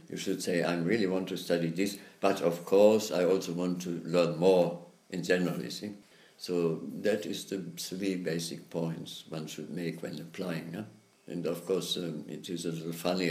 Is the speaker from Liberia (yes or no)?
no; Germany; moved away as an adult; also born or lived in United States; I grew up there in Germany